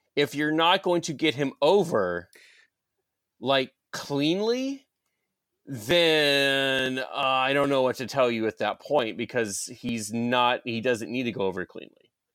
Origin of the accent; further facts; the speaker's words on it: Georgia, United States; I'm from Georgia